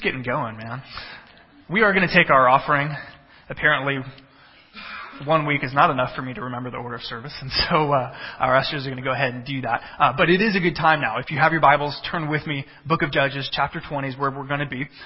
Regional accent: Texas, United States; moved away as an adult; also born or lived in central Illinois; now in Illinois, United States; I come from Texas

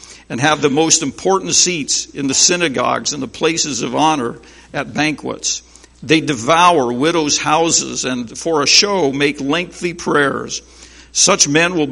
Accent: Berne, Indiana, United States; I am from Bern, Indiana

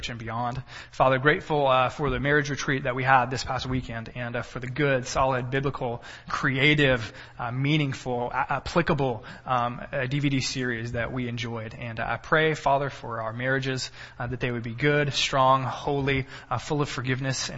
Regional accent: Texas, United States; also born or lived in Cisne Park, Illinois; now in Illinois, United States; I'm a Texan.

